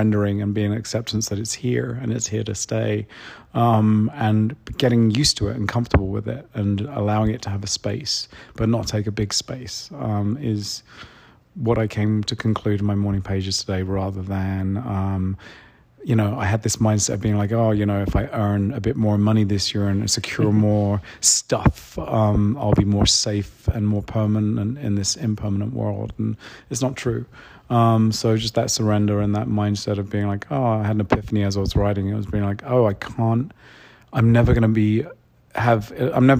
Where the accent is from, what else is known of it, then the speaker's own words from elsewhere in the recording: London, United Kingdom; I grew up in London